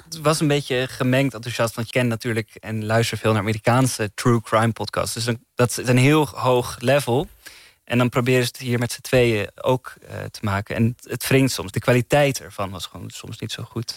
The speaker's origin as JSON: {"language": "Dutch", "country": "Netherlands", "said": "Ik als Nederlander"}